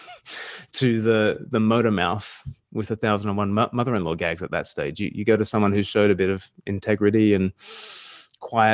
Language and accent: English; Australia; I'm from Australia